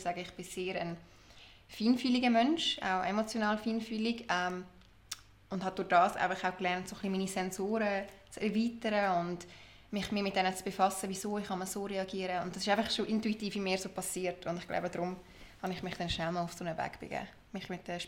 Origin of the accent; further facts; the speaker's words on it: Lucerne, Switzerland; Ich bin aus Luzern, bin dort aufgewachsen und auch geboren und schon seit immer dort daheim.